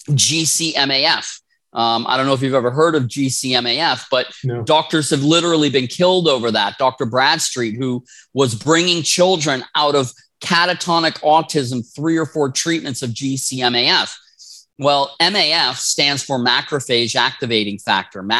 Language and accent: English; Wisconsin, United States; now in Rosarito, Mexico; Yeah, so I was born in Wisconsin. Yeah, born